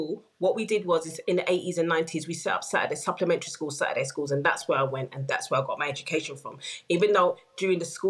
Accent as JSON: {"language": "English", "country": "United Kingdom", "tie": "born or raised there", "said": "even though I was born here, we were not seen as British"}